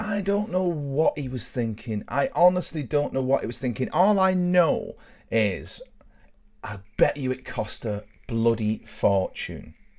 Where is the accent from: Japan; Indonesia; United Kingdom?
United Kingdom; near Burtonwood, North West England; where I grew up, Burton Wood was sort of, you know, a big deal